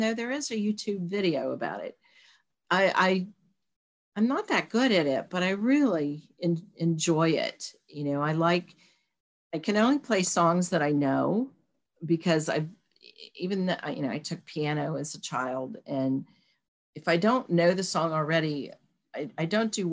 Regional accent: Charleston, West Virginia, United States; when we were kids, Kanawha County Schools, because we're originally from Charleston

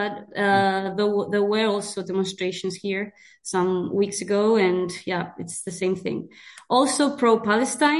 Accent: Pamplona, Navarre, Spain; now in Zaragoza, Spain; I'm from Pamplona. Yeah, Navarre

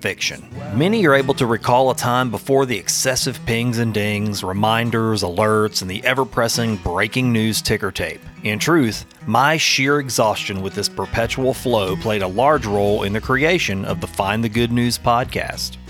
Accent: Sulphur, Louisiana, United States; a journalist in my hometown of Sulphur, Louisiana

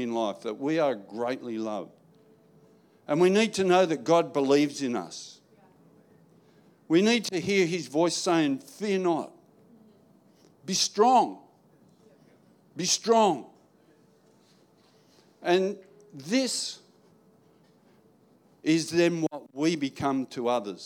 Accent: New South Wales, Australia; now in Queensland, Australia; I was born in New South Wales.

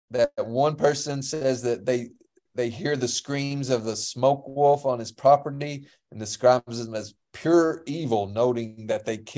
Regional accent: Pineville, United States; one of my favorite memories from Halloween growing up in Pineville.

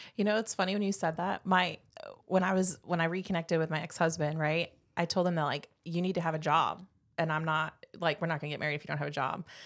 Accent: Indiana, United States; moved away as an adult; also born or lived in North Carolina; I am from Indiana originally, and, um, lived there most of my life

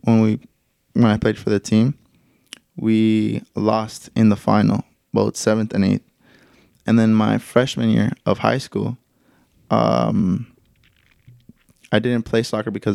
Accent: Anaheim, California, United States; So I grew up in Anaheim, California. That's where I was born and raised through all my life up until I was like 18.

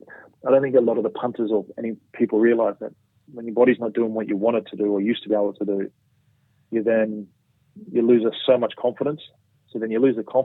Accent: Newcastle, New South Wales, Australia; born or raised there; moved away as an adult; also born or lived in Townsville / Sydney

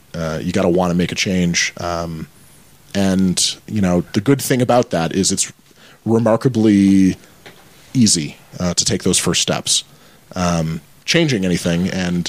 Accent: Michigan, United States; moved away; I grew up in Michigan, born and raised.

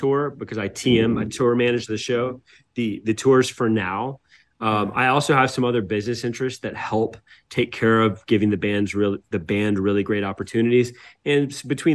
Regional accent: Atlanta, Georgia, United States; I grew up in the South

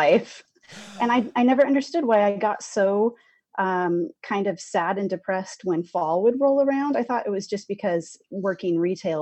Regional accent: Seattle, Washington, United States; moved away as an adult; now in Boise, United States; I'm originally from the Seattle area and lived there my whole entire life

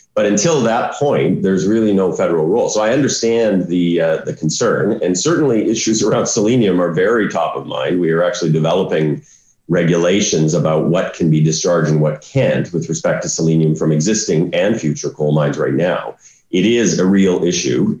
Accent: Saskatchewan, Canada; I grew up in Saskatchewan.

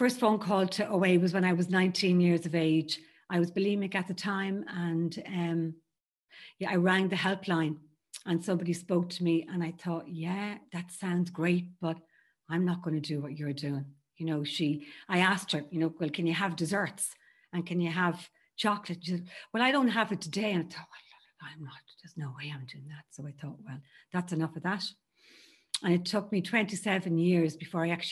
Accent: Ireland; I grew up in Ireland in a very Catholic home.

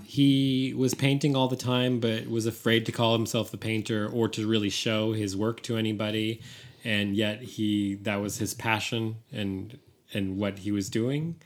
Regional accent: San Francisco, California, United States; San Francisco, my hometown

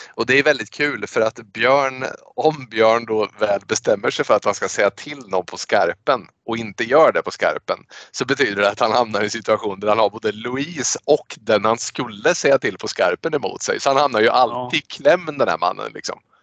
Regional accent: Sweden; vi är svenskar

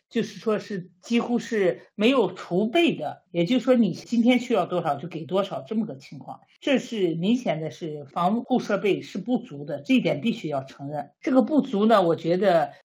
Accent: China; now in Sweden; 我们中国人

